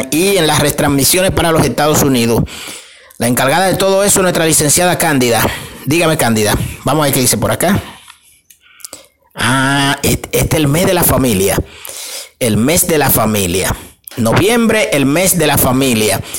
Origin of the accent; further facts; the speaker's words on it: Dominican Republic; los 24 de diciembre nosotros como buenos dominicanos eh, ponemos una mesa y le, le hacemos una cena especial a nuestra familia, a nuestros hijos o nuestra madre. Nos criaron con eso, desde que yo era niño